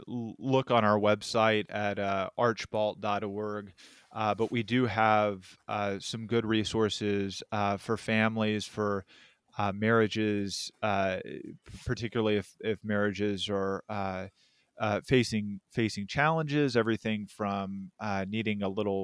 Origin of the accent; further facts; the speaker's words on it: Texas, United States; I grew up in Texas, Hispanic, and so pan dulce, tamales, and trimming the tree, essentially. So that Tex-Mex flair down there.